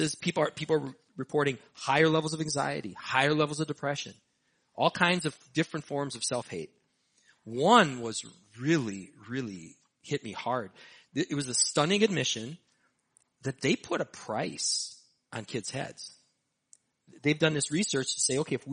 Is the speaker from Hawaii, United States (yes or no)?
no; Hastings, Minnesota, United States; my hometown, Hastings, Minnesota